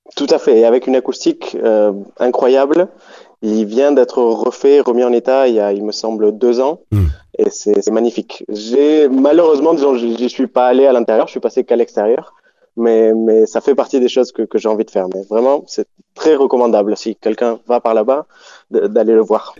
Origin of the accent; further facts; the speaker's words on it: Montpellier, Occitania, France; moved away as an adult; also born or lived in Buenos Aires, Argentina; J'ai grandi en France, je suis né à Montpellier, j'ai grandi là-bas et j'ai vécu, en gros, jusqu'à mes dix-huit ans.